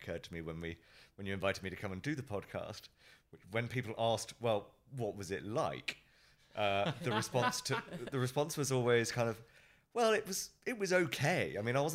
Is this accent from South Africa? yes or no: no; United Kingdom; moved away as an adult; now in Hong Kong; I'm from the UK, brought up just outside of London, moved to Hong Kong 3.5, nearly 4 years ago for work